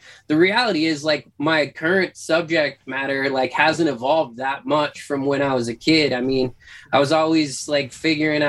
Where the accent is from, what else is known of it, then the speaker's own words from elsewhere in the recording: North Idaho, United States; moved away; also born or lived in Washington; I grew up in North Idaho